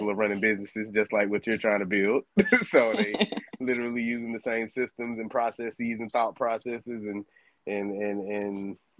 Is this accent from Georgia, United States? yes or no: yes; Decatur, Georgia, United States; moved away as an adult; also born or lived in Missouri; I'm from Decatur, Georgia. Grew up in Georgia, right around Atlanta.